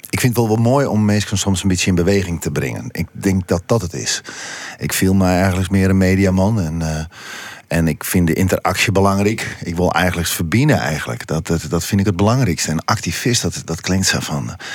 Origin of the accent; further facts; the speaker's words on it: Friesland, Netherlands; Het is verbinding maar wij zijn Friesen, wij zijn Grutske op. En, en, en ja, trots op waar wij binnen.